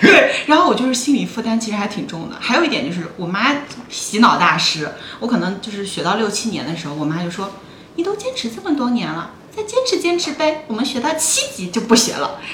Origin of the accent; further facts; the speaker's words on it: Northeast China, China; now in Shanghai, China; 我每年冬天，过完春节从， 从东北回上海